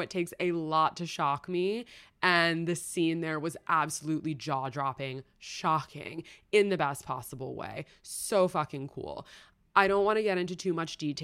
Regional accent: New York City, New York, United States; I grew up in New York City

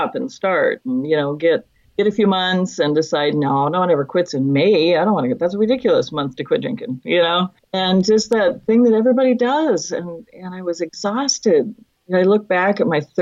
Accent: Fairbanks, Alaska, United States; now in Oregon, United States; I'm originally from Fairbanks, Alaska. I live in Oregon now.

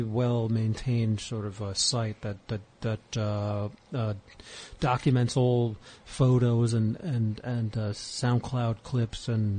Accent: New York City, New York, United States; I was coming from the Bronx.

